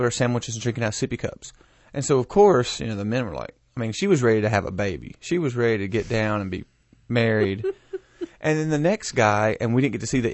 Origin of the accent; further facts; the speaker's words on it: the South, United States; We're from the South